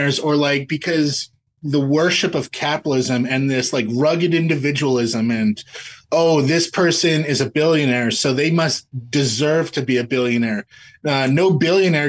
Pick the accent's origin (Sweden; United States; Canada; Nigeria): Canada; we're from Canada